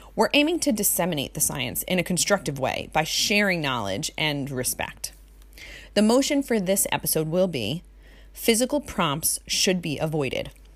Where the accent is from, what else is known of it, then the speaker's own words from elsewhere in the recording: Jersey Shore, New Jersey, United States; also born or lived in Hawaii; I was born and raised on the Jersey Shore.